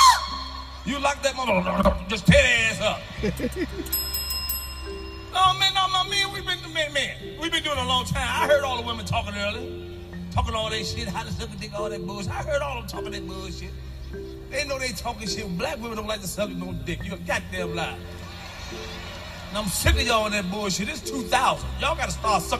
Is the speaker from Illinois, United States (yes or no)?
yes; Chicago, Illinois, United States; I'm from Chicago